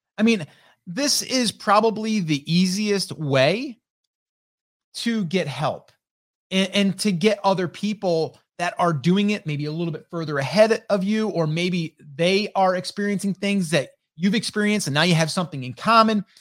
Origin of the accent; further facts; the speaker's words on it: upstate New York, United States; I'm from upstate New York